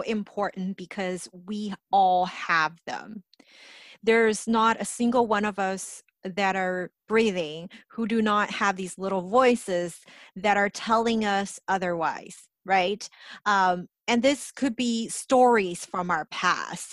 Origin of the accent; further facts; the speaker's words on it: Los Angeles, California, United States; I grew up in Los Angeles